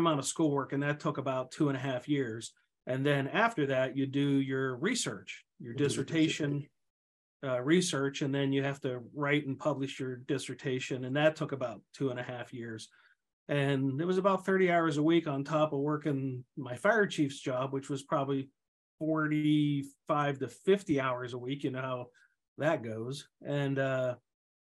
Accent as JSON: {"language": "English", "area": "outside of Pittsburgh", "region": "Pennsylvania", "country": "United States", "tie": "born or raised there", "also_born_or_lived": "Ohio", "moved": "as an adult", "lives_now": "Minnesota, United States", "said": "my hometown outside of Pittsburgh"}